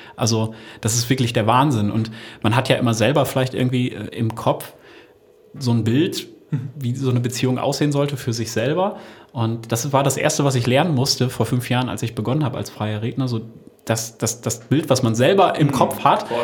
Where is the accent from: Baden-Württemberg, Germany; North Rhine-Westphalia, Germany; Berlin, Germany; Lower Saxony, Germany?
Lower Saxony, Germany; Osnabrück; Wir kommen ja aus Osnabrück